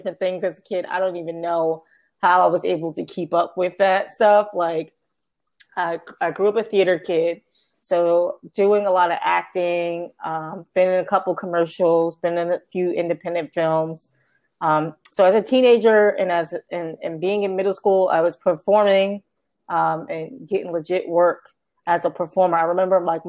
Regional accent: New York City, New York, United States; I grew up in Harlem, so seeing other girls and women play sports in my particular neighborhood was kind of common

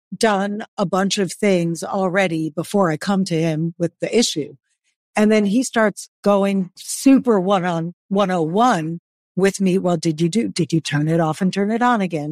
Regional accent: New York, United States; I was born in New York, which is a fast-paced city.

